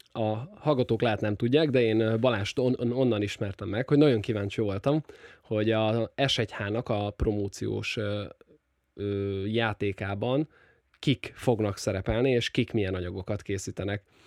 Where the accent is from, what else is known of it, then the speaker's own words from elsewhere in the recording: Nyíregyháza, Szabolcs-Szatmár-Bereg, Hungary; Nyíregyházi vagyok, ugye ez nagyjából 100 ezres